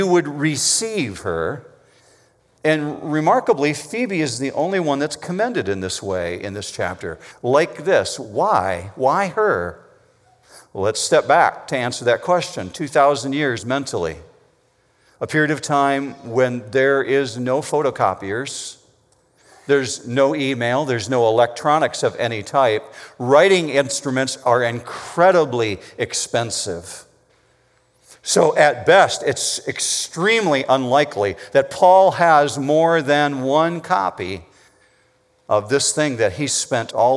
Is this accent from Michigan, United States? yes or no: yes; Whitehall, Michigan, United States; I grew up in Whitehall, Michigan. It's over on the coastline. It's a little harbor town